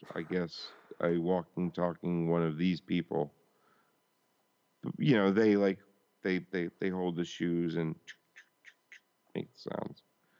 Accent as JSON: {"language": "English", "country": "United States", "said": "I'm an American"}